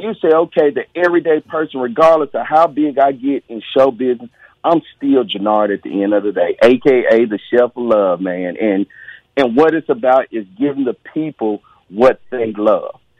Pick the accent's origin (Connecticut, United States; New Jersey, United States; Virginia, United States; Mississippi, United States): Mississippi, United States; I'm from Mississippi.